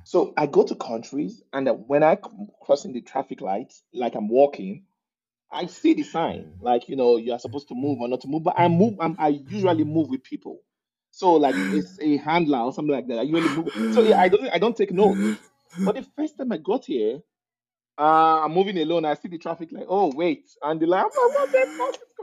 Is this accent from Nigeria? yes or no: yes; Nigeria; accent: Nigerian; moved away as an adult; now in Calgary, Canada; I'm from Nigeria.